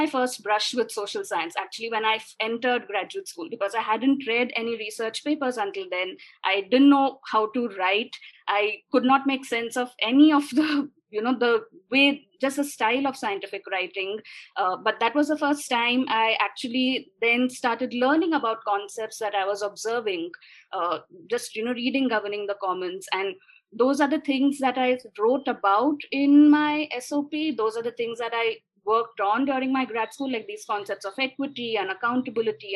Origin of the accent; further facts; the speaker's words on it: Pune, Maharashtra, India; also born or lived in United States; So I grew up in Pune, where I am right now